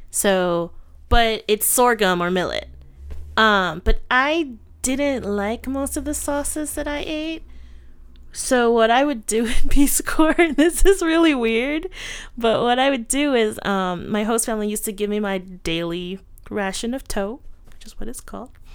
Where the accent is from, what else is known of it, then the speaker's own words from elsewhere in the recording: United States; I'm an American